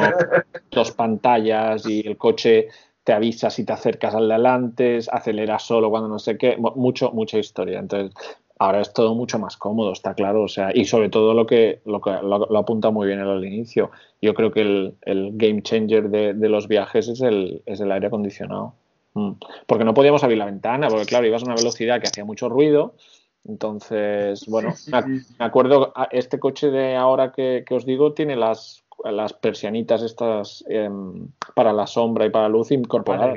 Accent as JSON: {"language": "Spanish", "town": "Barcelona", "region": "Catalonia", "country": "Spain", "tie": "born or raised there", "moved": "as an adult", "said": "yo soy de Barcelona"}